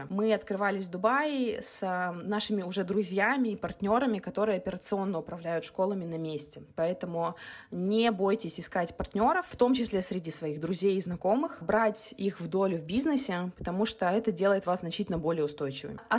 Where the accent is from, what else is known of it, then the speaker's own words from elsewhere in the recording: Kazakhstan; И нам кажется, что это миграция в Эмираты, в Дубай, да, то есть, ну, потому что мы из Казахстана ездим в Дубай.